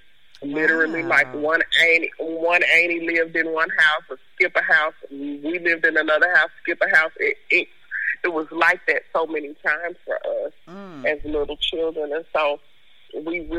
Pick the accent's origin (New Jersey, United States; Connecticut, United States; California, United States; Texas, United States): Texas, United States; Fort Worth; moved away as an adult; also born or lived in DeSoto, Texas; now in Memphis, United States; I am from all over Fort Worth. And the reason I say I'm from all over Fort Worth is because my mother is from the south side of Fort Worth. And so we were raised there